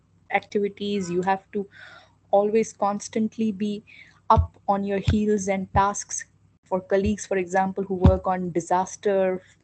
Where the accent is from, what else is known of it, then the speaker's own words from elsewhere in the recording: India; moved away as an adult; also born or lived in Bonn, Germany; I was in my home country.